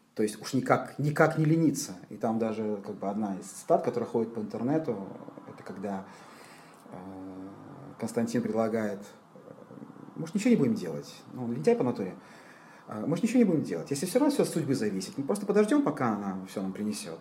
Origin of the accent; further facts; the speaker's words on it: Tbilisi, Georgia; moved away as an adult; now in Israel; Родился я и до 18 лет жил в Тбилиси